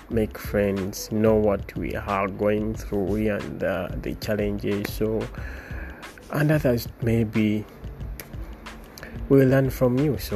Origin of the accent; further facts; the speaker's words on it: Uganda; now in Dubai, United Arab Emirates; all the way from Dubai, all the way from Uganda.